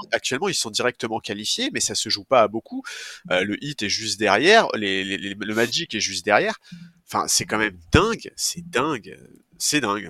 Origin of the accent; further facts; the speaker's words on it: France; en tant que Français